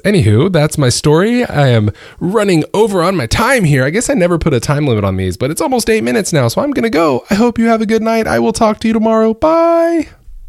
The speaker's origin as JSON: {"language": "English", "region": "Georgia", "country": "United States", "tie": "born or raised there", "moved": "yes", "lives_now": "Northern Virginia, United States", "said": "born and raised in Georgia"}